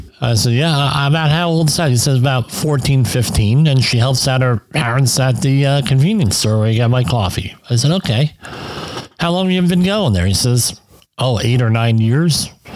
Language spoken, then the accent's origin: English; United States; I'm from the United States.